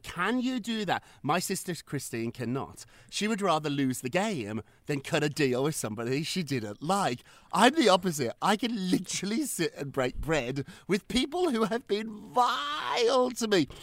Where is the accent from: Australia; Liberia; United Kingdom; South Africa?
United Kingdom; moved away; I'm British. We learned about that in school.